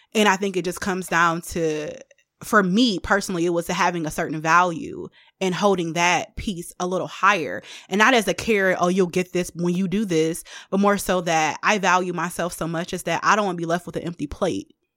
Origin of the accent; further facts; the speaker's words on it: Detroit, Michigan, United States; I am from the East Side of Detroit